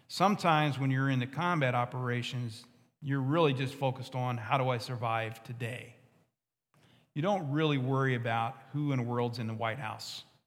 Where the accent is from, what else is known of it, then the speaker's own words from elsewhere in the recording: West Virginia, United States; I'm from West Virginia.